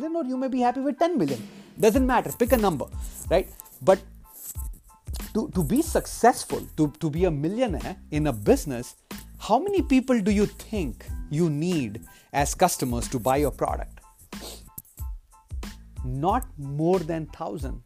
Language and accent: English; India; now in United States; I come from India. That's where I grew up